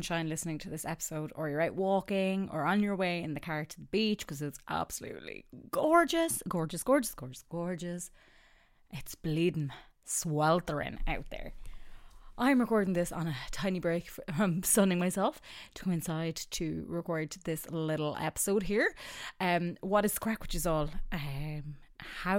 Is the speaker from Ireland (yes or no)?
yes; Ireland; accent: Irish; also born or lived in Australia